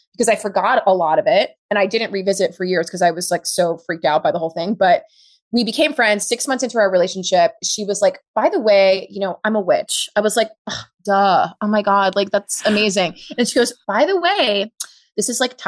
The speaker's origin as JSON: {"language": "English", "town": "New York City", "region": "New York", "country": "United States", "tie": "born or raised there", "said": "I grew up in Harlem, rent controlled apartment"}